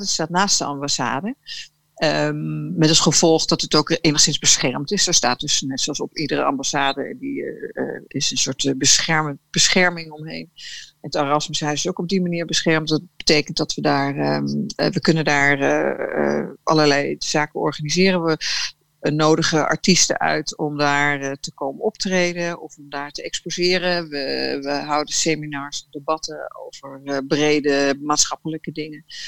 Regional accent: Netherlands; als Nederlander

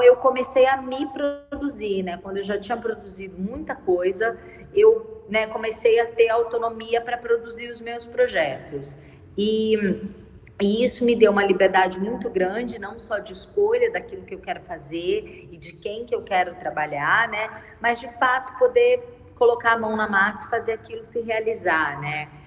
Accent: São Paulo, Brazil; moved away as an adult; now in Rio de Janeiro, Brazil; eu sou de São Paulo

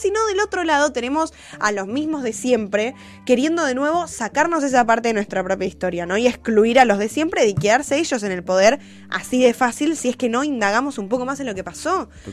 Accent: Argentina; yo soy argentina y no soy ni brasilera, ni chilena, ni boliviana, ni paraguaya, ni española

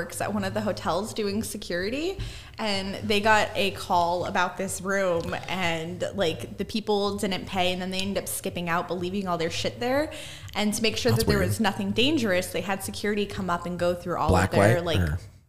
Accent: Las Vegas, Nevada, United States; growing up in Vegas

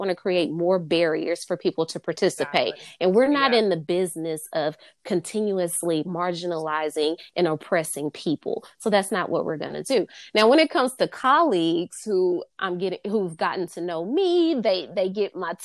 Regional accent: the South, United States; I'm from the South

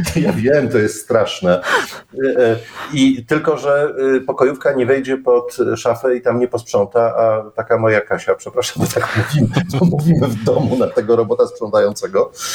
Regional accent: Silesian Voivodeship, Poland; jesteśmy ze Śląska

